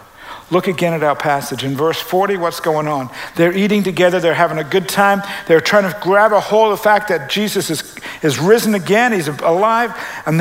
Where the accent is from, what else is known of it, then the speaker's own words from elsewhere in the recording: Canada; now in United States; I'm a Canadian